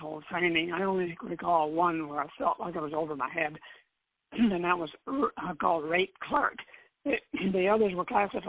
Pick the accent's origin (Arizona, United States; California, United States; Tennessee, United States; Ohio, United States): California, United States; Glendale; I grew up in Southern California, Glendale, to be specific